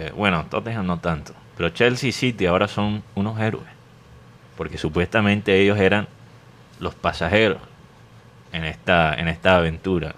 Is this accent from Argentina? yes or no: no; Barranquilla, Atlántico, Colombia; now in United States